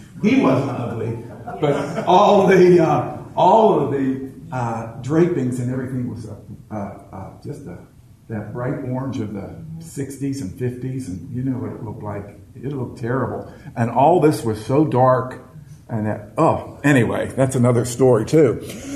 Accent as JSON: {"language": "English", "town": "Marianna", "country": "United States", "said": "I'm from Marianna, which most of you know, which is a little podunk place"}